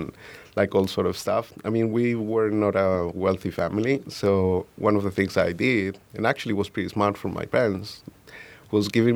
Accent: Tunja, Boyacá, Colombia; now in Chicago, United States; I was born in Tunja. It is a little town 2 hours north from Bogota.

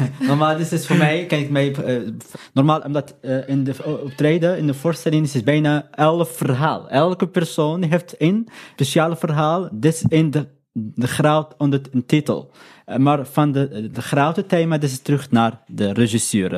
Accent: Morocco; Dutch is a second language; moved away as an adult; now in Europe; ik ben Marokkaans, mhm. ik ben uit Noord-Afrika

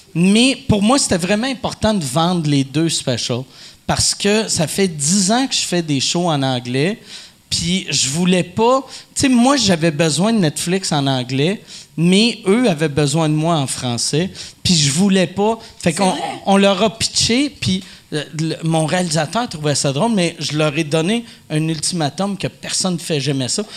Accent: Quebec, Canada; en tant que Québécois

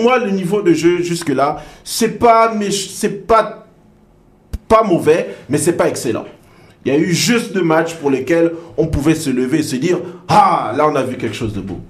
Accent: Gabon; je suis Gabonais

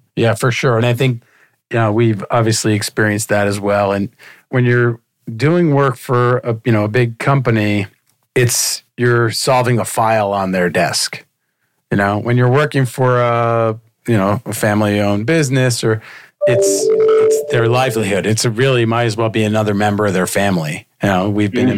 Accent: Miami, Florida, United States; growing up in Miami when Miami Vice was on

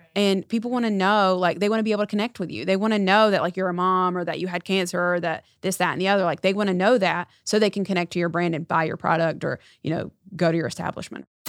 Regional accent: Erwin, North Carolina, United States; I was born and raised in North Carolina. I grew up in a very small town called Irwin

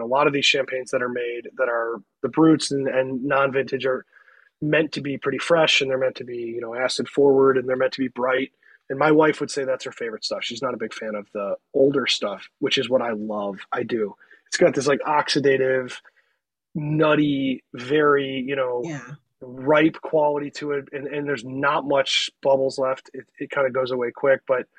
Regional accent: Cleveland, Ohio, United States; I'm from Cleveland. He's from Cleveland.

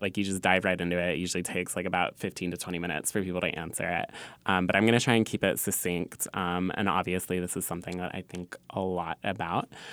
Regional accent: Southern California, United States; now in New York, United States; I'm from California

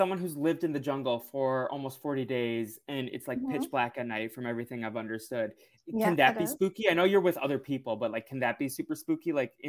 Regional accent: New England, United States; now in Los Angeles, United States; I grew up in New England

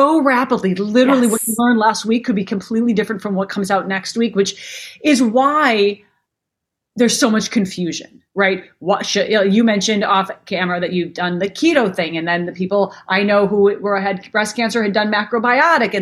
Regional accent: Minnesota, United States; I grew up in Minnesota

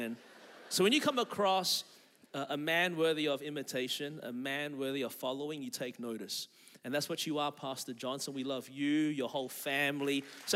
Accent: Melbourne, Victoria, Australia; now in Anderson, United States; I was born and raised in Melbourne, Australia

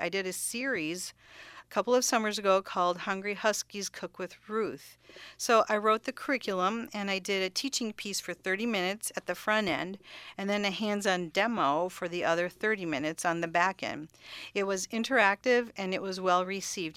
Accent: Cudahy, Wisconsin, United States; moved away as an adult; also born or lived in Kansas; now in Connecticut, United States; I do appreciate all of the good Armenian food that I enjoyed growing up in Cudahy, Wisconsin

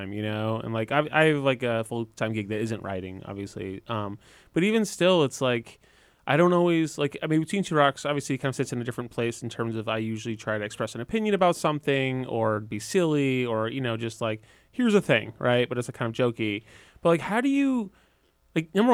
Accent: Sleepy Hollow, New York, United States; I was born in Sleepy Hollow

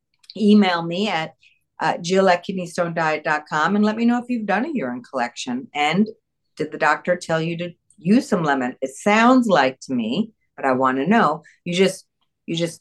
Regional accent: New York, United States; I was born in New York

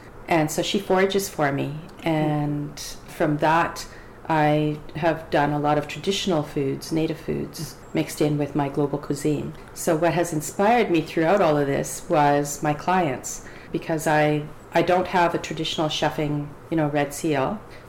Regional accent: Alberta, Canada; now in Victoria, Canada; I'm Cree Métis heritage, and I was raised in Alberta.

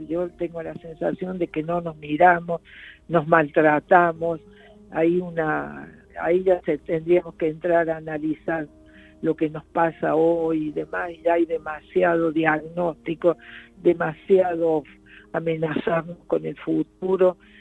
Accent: Argentina; moved away as an adult; also born or lived in Portugal / Brazil; cuando regresé tenía tal curiosidad con cómo qué pasaba en mi país

